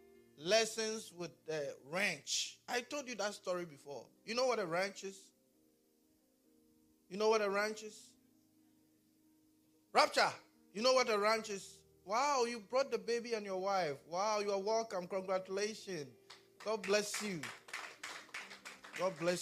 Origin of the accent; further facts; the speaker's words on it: Ghana; accent: Ghanaian; my Ghanaian accent